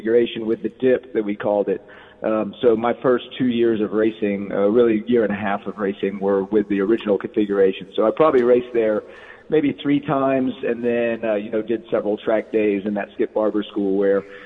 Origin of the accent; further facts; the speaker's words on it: Lilburn, Georgia, United States; We grew up in Lilburn, Georgia